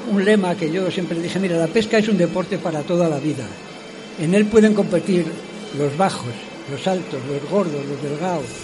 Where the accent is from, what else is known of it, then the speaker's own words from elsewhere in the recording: León, Castile and León, Spain; Yo soy leonés, nacido criado y demás, y además de esta tierra.